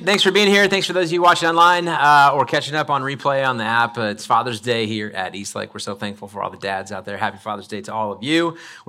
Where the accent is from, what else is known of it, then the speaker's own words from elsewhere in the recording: Idaho, United States; I grew up in North Idaho, and my mom chose to homeschool us from about second grade through eighth grade.